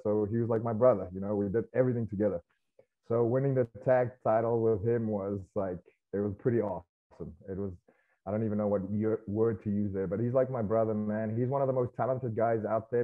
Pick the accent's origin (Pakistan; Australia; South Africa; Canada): South Africa; moved away as an adult; now in United States; growing up in South Africa